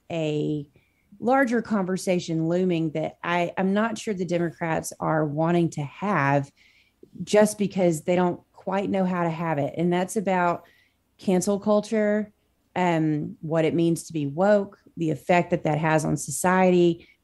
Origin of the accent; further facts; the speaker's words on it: Arkansas, United States; I'm from Arkansas